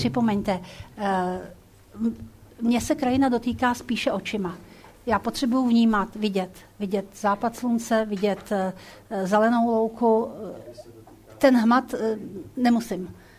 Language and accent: Czech; Prague, Czechia; also born or lived in Hrusice; já jsem Pražák